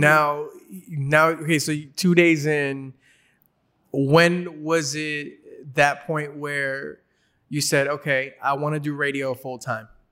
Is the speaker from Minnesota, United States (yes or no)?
no; Los Angeles, California, United States; I'm Mexican American, grew up in L A.